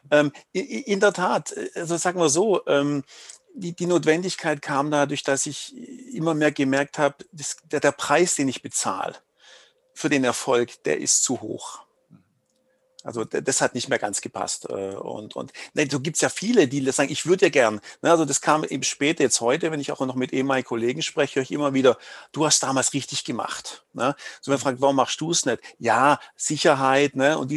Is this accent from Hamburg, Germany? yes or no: no; Baden-Württemberg, Germany; accent: Swabian; Also wie man es hört, ich komme aus dem Schwäbischen.